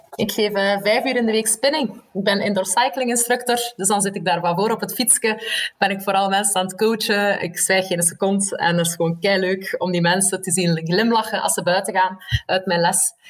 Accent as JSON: {"language": "Dutch", "country": "Belgium", "also_born_or_lived": "Leuven", "moved": "as an adult", "said": "eigenlijk een Belg"}